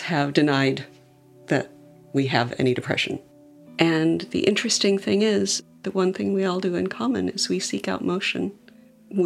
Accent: Provo, Utah, United States; I grew up in Provo, Utah, in kind of the center of Mormon land

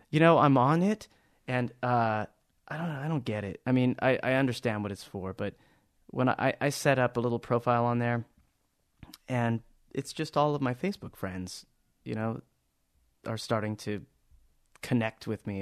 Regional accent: Anaheim, California, United States; I was born in Anaheim, California, about a, well, I grew up about a block and a half away from Disneyland.

